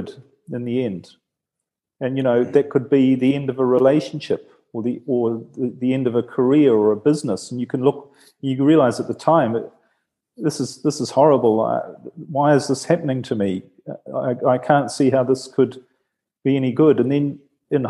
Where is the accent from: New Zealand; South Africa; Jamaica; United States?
New Zealand; now in Italy; I'm from New Zealand